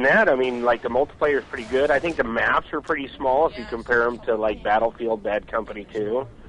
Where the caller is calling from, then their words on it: California, United States; I'm calling from California, bud.